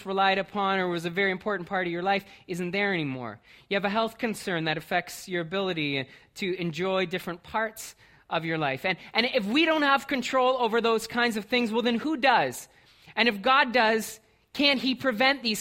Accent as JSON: {"language": "English", "town": "Brantford", "region": "Ontario", "country": "Canada", "tie": "born or raised there", "moved": "yes", "said": "I grew up in Brantford."}